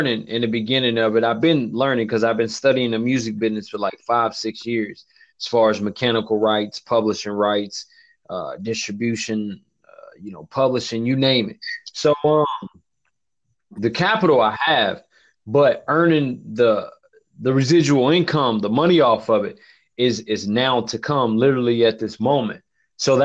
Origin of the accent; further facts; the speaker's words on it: Kansas City, Kansas, United States; from Wyandotte County, born and raised in Wyandotte County.